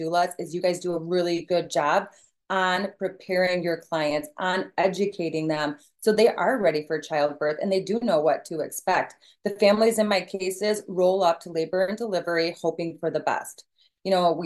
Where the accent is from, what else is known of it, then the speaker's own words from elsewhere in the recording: Michigan, United States; I am from Michigan